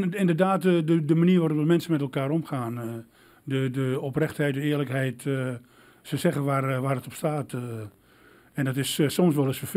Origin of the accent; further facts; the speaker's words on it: Enschede, Overijssel, Netherlands; moved away as an adult; now in Glanerbrug, Netherlands; Ik ben de jongen van het Patmos.